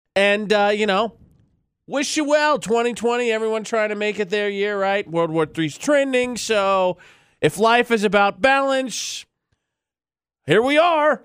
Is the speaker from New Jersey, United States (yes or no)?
no; West Lafayette, Indiana, United States; moved away; the college basketball team from my hometown, the Purdue Boilermakers